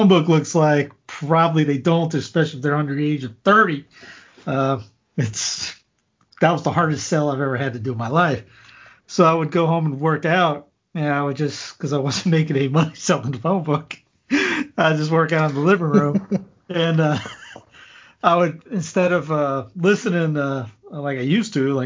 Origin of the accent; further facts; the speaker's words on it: Cowpens, South Carolina, United States; accent: Southern twang; also born or lived in Florida / Denver, Colorado; I grew up, born in Florida, grew up in Cowpens, South Carolina.